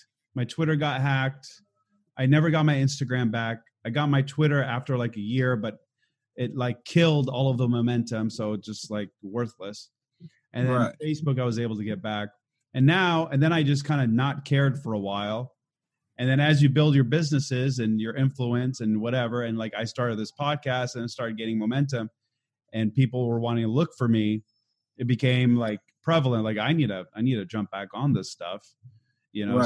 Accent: Beirut, Beirut Governorate, Lebanon; now in Portland, United States; I'm originally from Beirut though, Lebanon

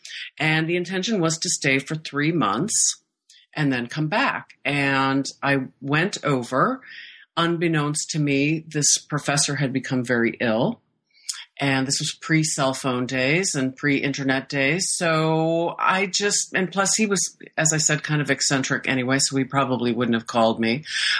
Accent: Iowa, United States; moved away as an adult; now in Stockholm, Sweden; I was born and raised in Iowa

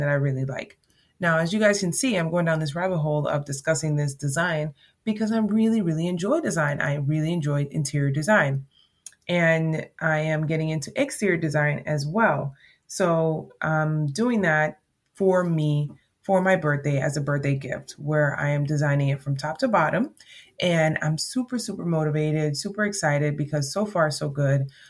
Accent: Jamaica; accent: Jamaican; my Jamaican accent

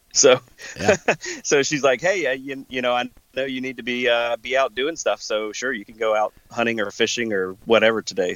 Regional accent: the South, United States; now in Wisconsin, United States; growing up in the South hunting in pretty tight cover

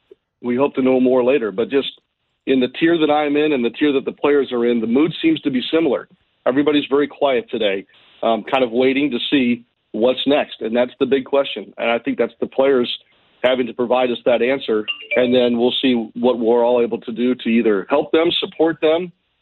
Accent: Ballwin, Missouri, United States; moved away as an adult; also born or lived in Kirksville, Missouri / Carbondale, Illinois / Columbia, Missouri / Louisiana; Well, I grew up in Baldwin and went to school at Priory and was there and graduated in 1990.

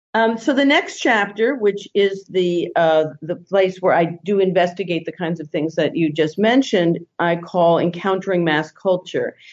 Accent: New York area, United States; moved away; I grew up in the New York area

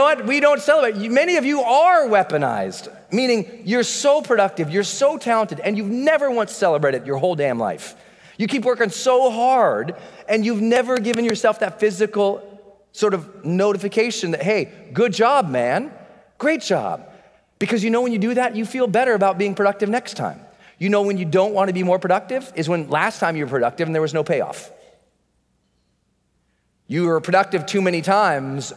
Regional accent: Montana, United States; I'd been born and moved us back to Montana where he grew up. And I grew up in Montana

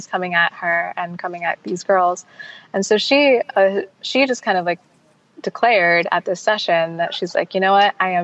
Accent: United States; we're American

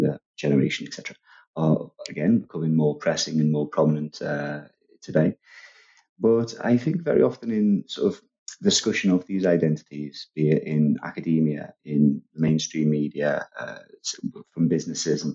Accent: Liverpool, North West England, United Kingdom; a lot of people from Liverpool where I'm from, I've got a sort of Irish Catholic background

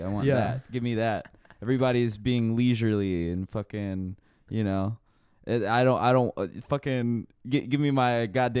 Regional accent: Washington, District of Columbia, United States; moved away; And I'm from D.C.

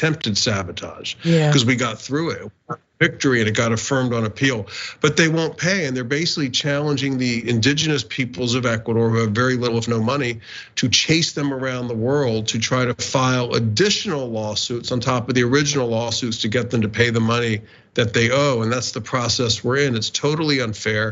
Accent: Northeast Florida, United States; I grew up in Northeast Florida

